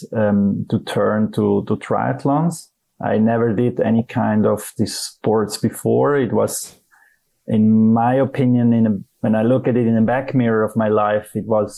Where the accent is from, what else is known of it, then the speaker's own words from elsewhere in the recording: Zurich, Switzerland; I'm from Switzerland. I grew up here in Zurich, beautiful town